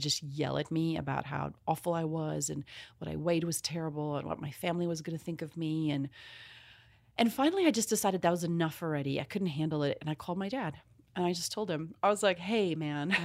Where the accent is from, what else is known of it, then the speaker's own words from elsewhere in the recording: South Africa; moved away; I'm from South Africa originally